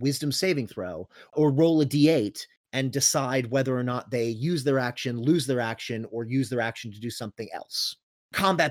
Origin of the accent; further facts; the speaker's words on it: Florida, United States; We are from Florida, not Georgia